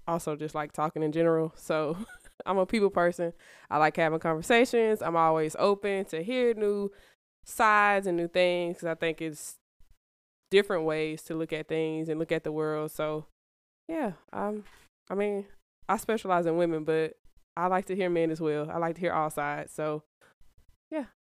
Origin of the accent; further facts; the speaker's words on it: Birmingham, Alabama, United States; I'm from Birmingham, been here my whole life.